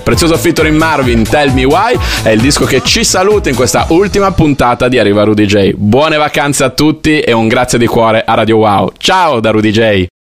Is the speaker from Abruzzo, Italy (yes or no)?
no; Bologna, Emilia-Romagna, Italy; io da bolognese